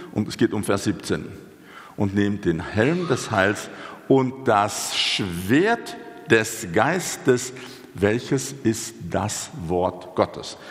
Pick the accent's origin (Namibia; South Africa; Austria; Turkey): South Africa; moved away as an adult; also born or lived in Switzerland; now in Germany; Ich bin gebürtiger Südafrikaner. Ich lebe jetzt seit etwas mehr als einem Jahrzehnt in Deutschland